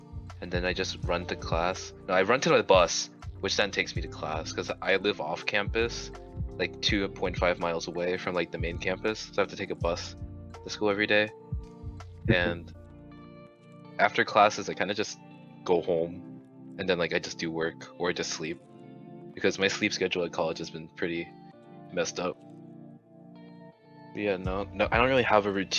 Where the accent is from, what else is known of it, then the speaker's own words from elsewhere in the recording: New York, United States; moved away as an adult; now in Boston, United States; we're like from New York